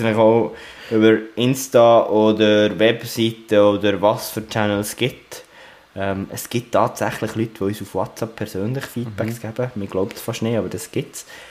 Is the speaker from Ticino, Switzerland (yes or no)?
no; Bern, Switzerland; aus meiner Sicht als Berner